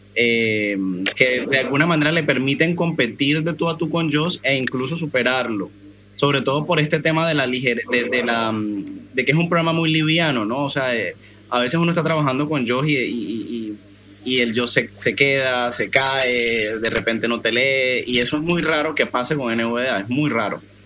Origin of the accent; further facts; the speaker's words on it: Colombia; yo soy de Colombia y, acá en Colombia